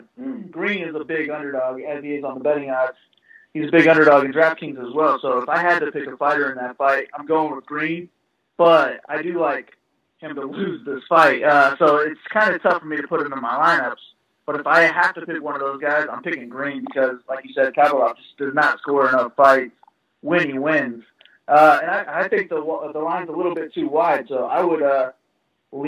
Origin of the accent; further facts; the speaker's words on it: Indianapolis, Indiana, United States; I'm from Indy.